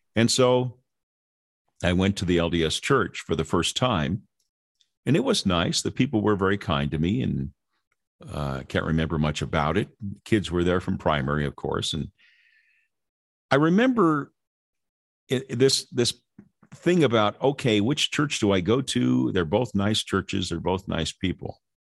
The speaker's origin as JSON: {"language": "English", "town": "Lynwood", "region": "California", "country": "United States", "tie": "born or raised there", "said": "I grew up in Southern California in a place called Linwood"}